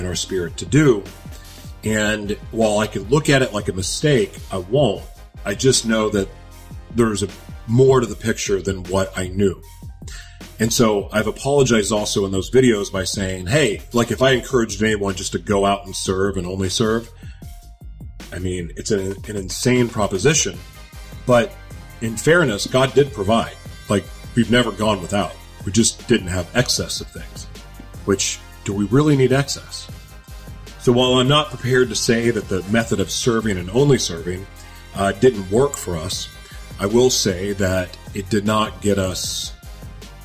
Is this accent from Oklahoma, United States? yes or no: yes; Oklahoma, United States; also born or lived in Los Angeles, California; now in Minnesota, United States; So I'm from Oklahoma originally, even though I say LA is home for me, because it is. I was born in Oklahoma, and I live in Minnesota now.